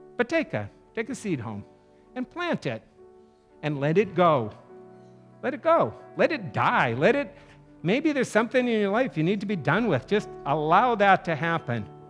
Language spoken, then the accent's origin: English; North Dakota, United States; moved away; I was in junior high and living in my little town of North Dakota.